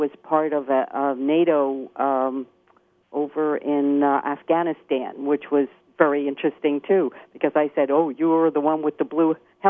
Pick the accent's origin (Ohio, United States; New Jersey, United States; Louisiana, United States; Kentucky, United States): New Jersey, United States; And just to tell you that I'm from New Jersey, as you said, and the beaches are much like the beaches in New Jersey, which really surprised me.